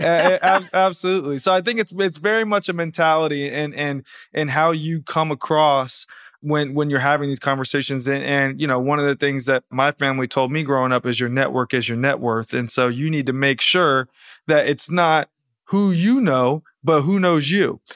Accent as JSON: {"language": "English", "area": "outside of Atlanta", "region": "Georgia", "country": "United States", "tie": "born or raised there", "moved": "yes", "said": "I grew up right outside of Atlanta, Georgia"}